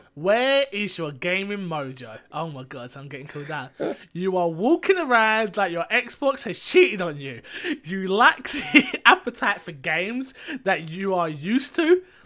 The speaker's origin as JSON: {"language": "English", "region": "London", "country": "United Kingdom", "said": "I'm from London"}